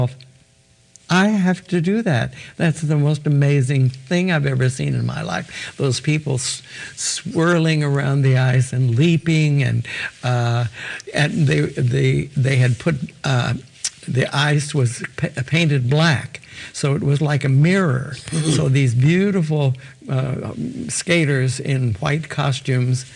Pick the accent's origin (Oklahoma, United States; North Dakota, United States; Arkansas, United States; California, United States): Oklahoma, United States; Enid; also born or lived in Tulsa, Oklahoma; I was born in Tulsa, okay. But very shortly thereafter, my father got a job in Enid, Oklahoma, and we moved there. Okay. So I went through all of my education in Enid to high school